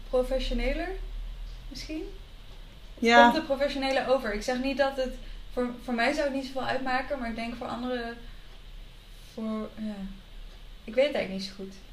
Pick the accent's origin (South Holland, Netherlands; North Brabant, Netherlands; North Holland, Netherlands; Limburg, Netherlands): North Brabant, Netherlands; Breda; now in Amsterdam, Netherlands; want ik kom natuurlijk uit Breda. Ik moest er in het begin heel erg aan wennen hier in Amsterdam.